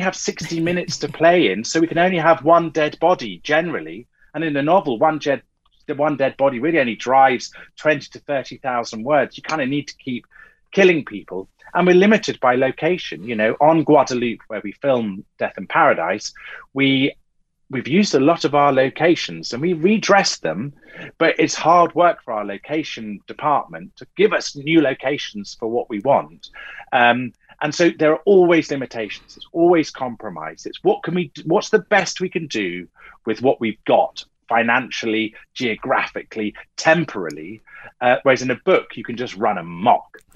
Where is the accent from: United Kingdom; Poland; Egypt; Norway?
United Kingdom; Clacton-on-Sea, East of England; I grew up in Essex. Even in Clacton